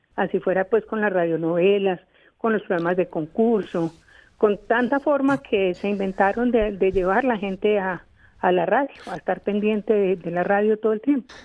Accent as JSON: {"language": "Spanish", "region": "Bogotá", "country": "Colombia", "tie": "born or raised there", "said": "cuando éramos niñas acá en Bogotá"}